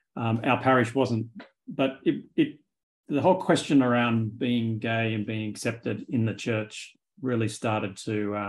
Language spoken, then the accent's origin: English; Sydney, New South Wales, Australia; moved away as an adult; now in New York, United States; because I came from Australia to go to seminary in 2011. Mm. And I've been here ever since.